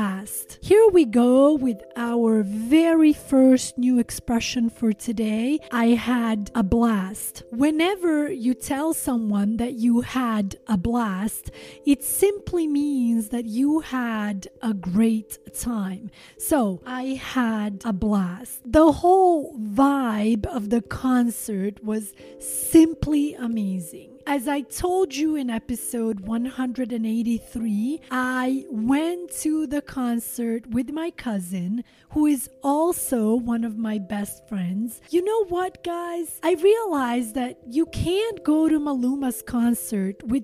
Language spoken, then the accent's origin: English; Sweden; English is a second language; also born or lived in Montenegro; now in Los Angeles, United States; I was born in Montenegro, former Yugoslavia. I am Albanian by nationality, but I grew up in Sweden